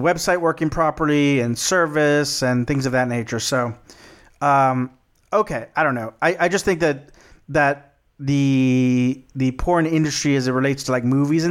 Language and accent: English; Texas, United States; my home state, Texas.